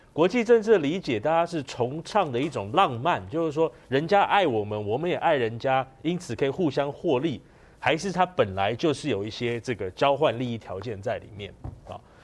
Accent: Taiwan; 我们台湾人

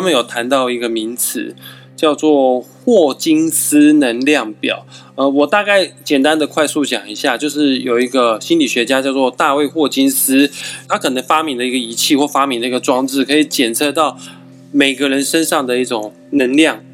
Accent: Kaohsiung, Taiwan; 因为我们都是高雄人

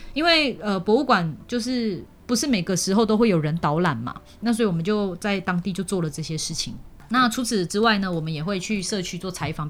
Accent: Malaysia; moved away; 我是住在靠近吉隆坡嘛

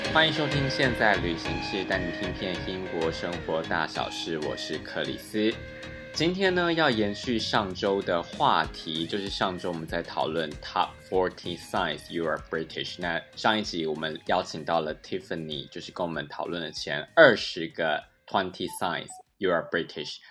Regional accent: Taiwan; now in London, United Kingdom; 对我一个从台湾来的亚洲人来说

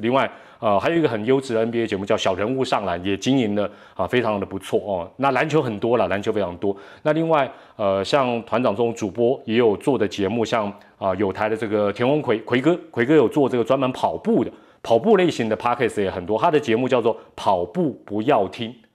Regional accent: Taiwan; 既然咱是台湾人

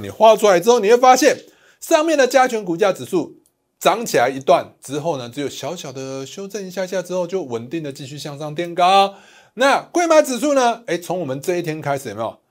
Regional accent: Taiwan; 我们台湾人

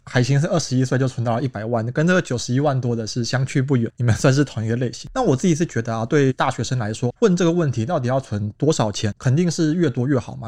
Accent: Taichung, Taiwan; moved away as an adult; now in Taipei, Taiwan; 因为我是台中人，然后我后来在台北找工作

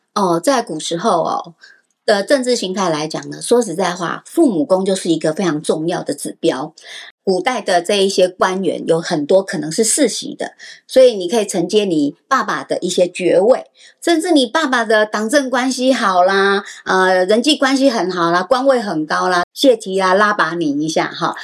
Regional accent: Taipei, Taiwan; moved away as an adult; now in New Taipei, Taiwan; 我出生在台北 嫁到新北市

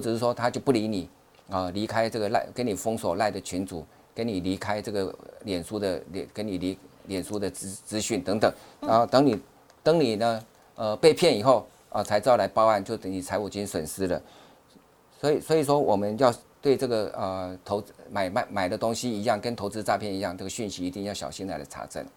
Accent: Taiwan; 我们台湾人的口音

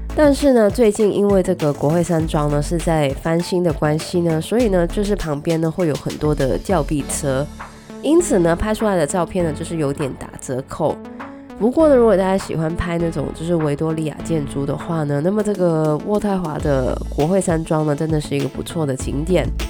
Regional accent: Guangdong, China; 虽然我是广东人，但是呢我一直不是很喜欢吃广式的月饼

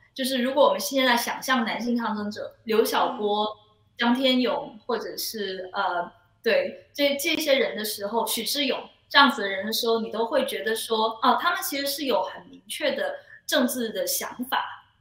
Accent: Guangzhou, Guangdong, China; first language Cantonese; Chinese is a second language; moved away; 我是哦。一个，呃，广州人

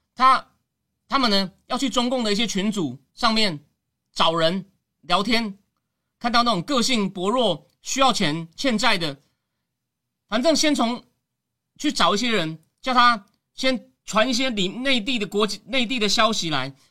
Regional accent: Taiwan; 你怎么形容我们是台湾人或者华人

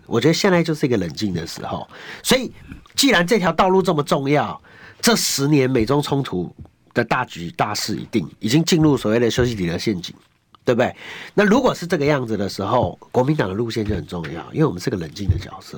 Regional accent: Taipei, Taiwan; 我从小到大就用木栅长大

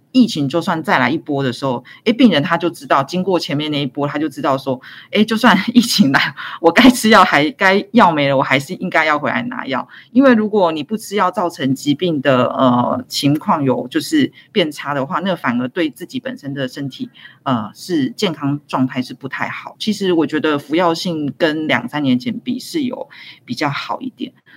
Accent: Taiwan; 我们台湾人

